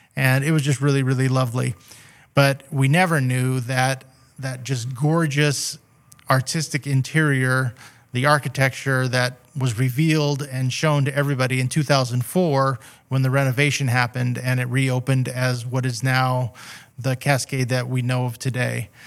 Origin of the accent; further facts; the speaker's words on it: Redding, California, United States; also born or lived in Weaverville / Seattle; was born here in Reading, uh, back in, uh, nineteen sixty-six. And, uh, have always lived either in Reading or around Reading area my whole life